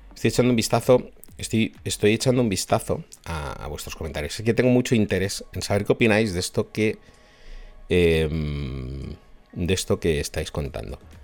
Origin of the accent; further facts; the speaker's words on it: Spain; soy de España y vivo en Madrid